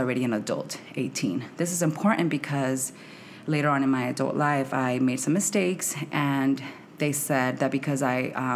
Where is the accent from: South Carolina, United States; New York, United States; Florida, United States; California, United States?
California, United States; Santa Ana; moved away as an adult; also born or lived in Arizona / Mexico; now in Washington, D.C., United States; I am Mexicana and I am from Arizona/Santa Ana, California. So I'm from the West Coast. I moved out to D.C.